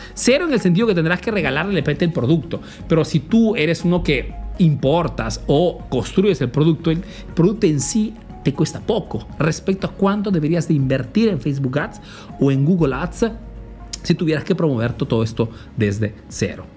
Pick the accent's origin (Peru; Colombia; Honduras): Peru; now in Italy; soy un emprendedor peruano que vive, hace negocio en Italia